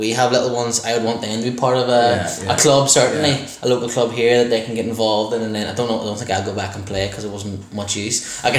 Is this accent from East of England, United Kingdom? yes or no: no; Banbridge, Northern Ireland, United Kingdom; my hometown is Banbridge